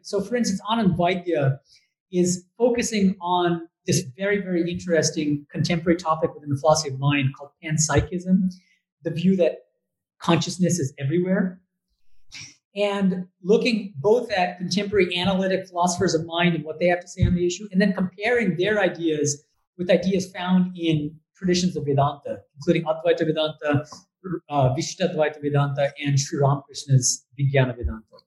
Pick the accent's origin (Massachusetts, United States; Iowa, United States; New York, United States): Massachusetts, United States; Boston; moved away as an adult; also born or lived in Berkeley / Oxford / Germany / India; I'm actually from the US. So I was born and raised in Boston